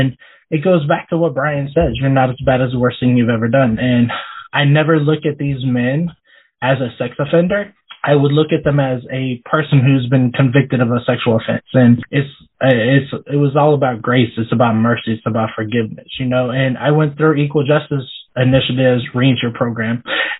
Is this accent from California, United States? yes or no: no; Washington, United States; now in Pennsylvania, United States; So I actually grew up in Washington, and so that's really where I consider home. But now I've lived in Pennsylvania since 2014.